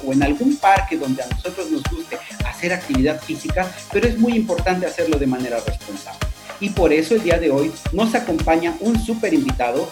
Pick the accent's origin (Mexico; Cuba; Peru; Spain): Mexico; sociedad mexicana